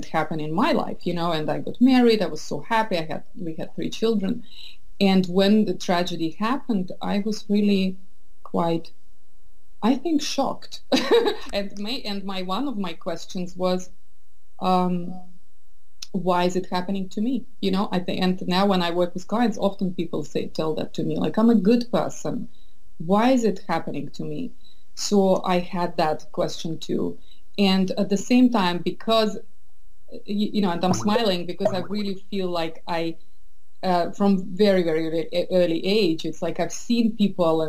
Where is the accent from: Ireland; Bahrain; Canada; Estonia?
Estonia; moved away as an adult; also born or lived in St. Petersburg, Russia / London, United Kingdom / south of France / Boston, United States; now in San Francisco Bay Area, United States; I was born in St. Petersburg. I grew up in Estonia, which is very similar, but yet so different culturally.